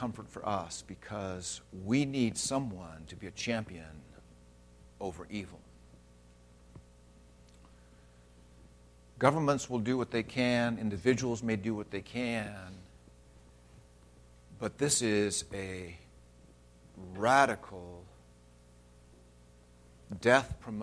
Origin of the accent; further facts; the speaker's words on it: Redlands, California, United States; I grew up in Redlands. That's my hometown